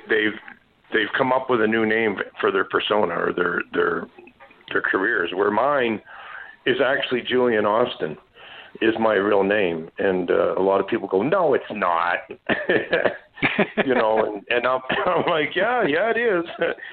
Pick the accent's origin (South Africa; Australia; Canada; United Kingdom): Canada; Saint John, New Brunswick; born there; And my adopted dad, before his passing, he told me that I was adopted. And that I came upriver from St. John, New Brunswick.